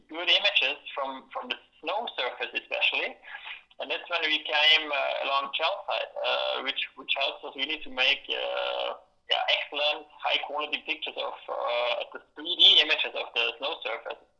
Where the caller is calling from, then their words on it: Oslo, Norway; That's right. I'm calling from Oslo right now. That's where I'm situated.